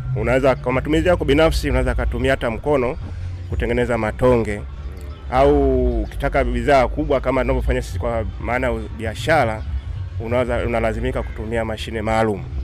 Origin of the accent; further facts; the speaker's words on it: Dar es Salaam, Tanzania; kule kwetu Dar es Salaam